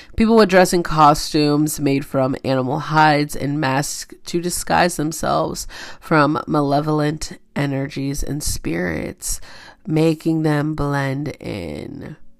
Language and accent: English; Kansas, United States; I'm from Kansas